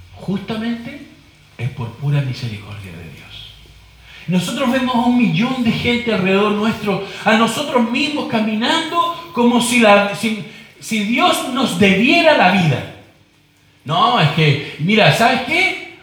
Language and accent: Spanish; Chile; como decimos en chileno